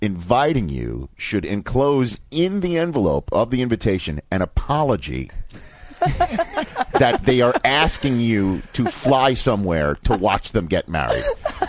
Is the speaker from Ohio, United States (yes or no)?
yes; Zanesville, Ohio, United States; We're two people from Zanesville, to use the Ohio, okay? But we're getting married in Mexico.